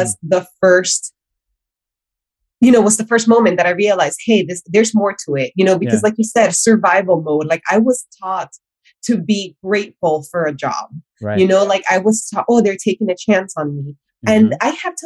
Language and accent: English; Miami, Florida, United States; also born or lived in Honduras; I was born in Honduras, I was raised in Miami